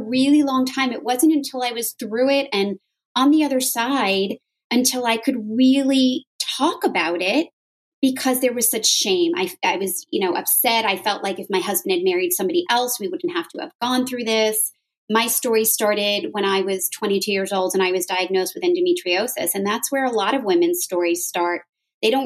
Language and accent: English; Westchester, New York, United States; now in the South, United States; I was born and bred in New York. I grew up in Westchester